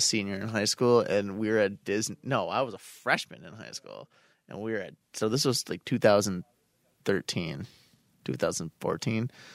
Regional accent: Buffalo, New York, United States; We're from Buffalo

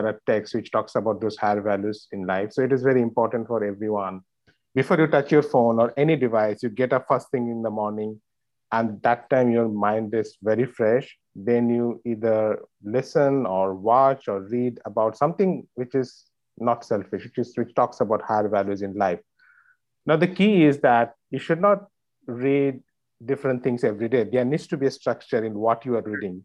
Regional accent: India; moved away as an adult; now in New York, United States; I've been born and raised in India and spent most of my life there. And then I moved to New York 7 years back.

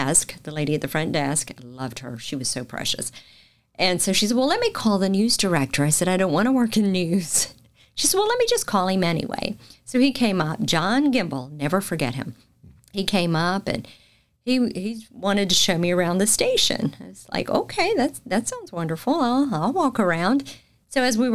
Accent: Macon / Warner Robins area, Georgia, United States; moved away as an adult; now in Panama City, United States; in my hometown

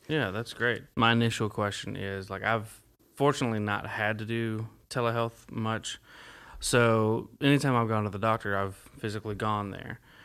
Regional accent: Dyersburg, Tennessee, United States; now in Jackson County, United States; I'm from Dyersburg. I live in Jackson County. I'm from Dyersburg

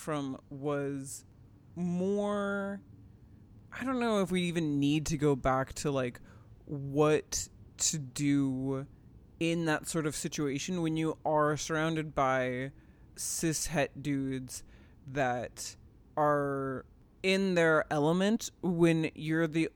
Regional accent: Nebraska, United States; growing up in the Midwest

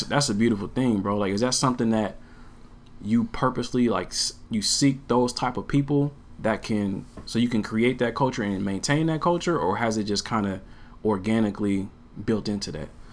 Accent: Portland, United States; also born or lived in Houston, Texas; I'm from Portland, so growing up here

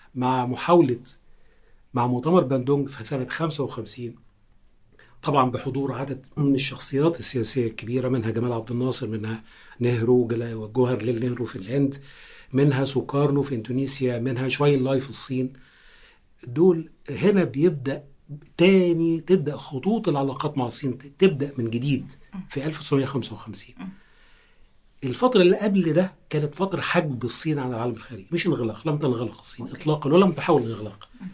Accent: Egypt; احنا مترجمين مصريين وعرب

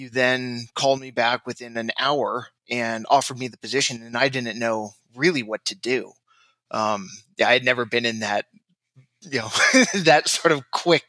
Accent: Orange County, Southern California, United States; Growing up in Southern California, Orange County, I was an avid football player

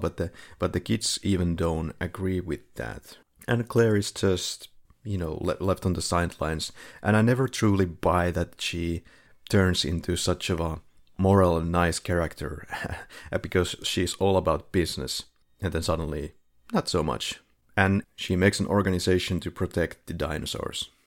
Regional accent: Finland; now in Philippines; we're both from Finland

